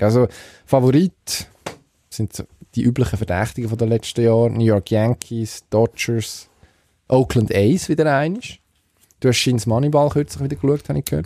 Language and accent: German; Switzerland